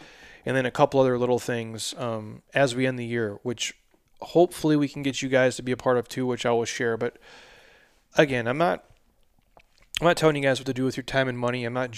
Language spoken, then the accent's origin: English; Midwest, United States; I'm a dude from the Midwest who doesn't know shit about fashion.